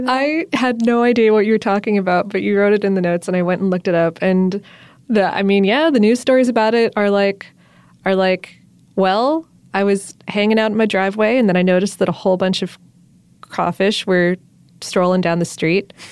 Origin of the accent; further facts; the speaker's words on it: Florida, United States; also born or lived in the North; now in Atlanta, United States; even though I'm from South Florida and the North, I picked up the word crawfish